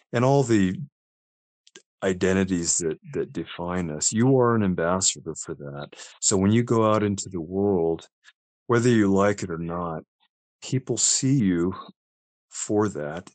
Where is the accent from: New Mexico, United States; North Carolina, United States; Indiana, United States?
New Mexico, United States; Las Cruces; also born or lived in Albuquerque, New Mexico; I grew up in a town called Las Cruces